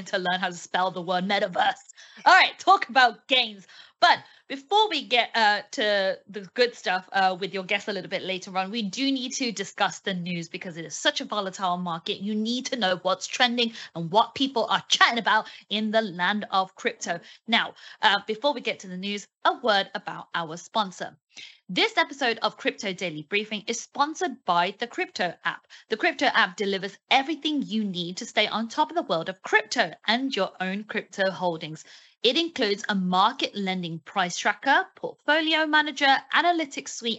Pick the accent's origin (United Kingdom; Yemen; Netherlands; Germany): United Kingdom